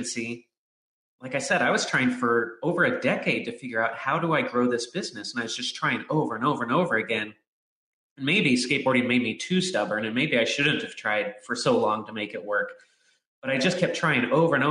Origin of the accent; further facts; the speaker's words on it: Southern California, United States; I grew up in Southern California where all the pros are